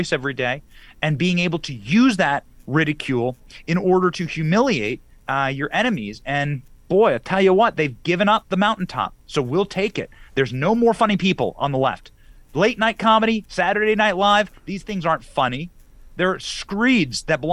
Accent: Florida, United States; my home state of Florida

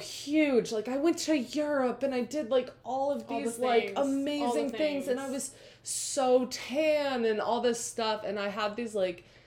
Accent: Tampa, Florida, United States; moved away as an adult; also born or lived in Chapel Hill, North Carolina; I was back in Tampa. That's my hometown

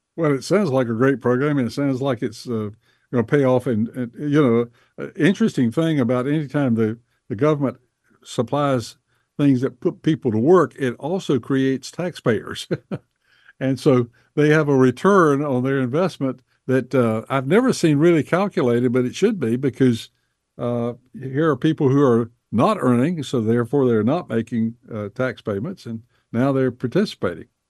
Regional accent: Bessemer City, North Carolina, United States; born or raised there

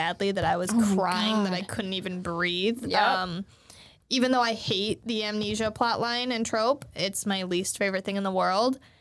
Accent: United States; I'm an American and I don't know Japanese

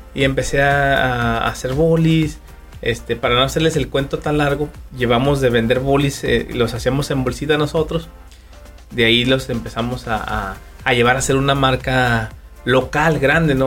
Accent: Durango, Mexico; Yo soy de la ciudad de Durango

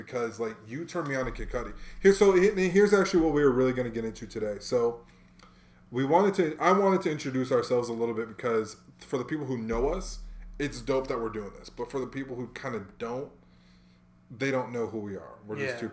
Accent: Hawaii, United States; And I'm from Hawaii, bro.

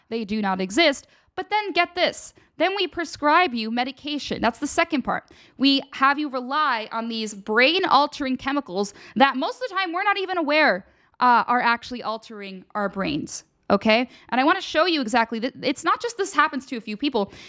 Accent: Radnor, Pennsylvania, United States; moved away; my hometown, Radnor, Pennsylvania

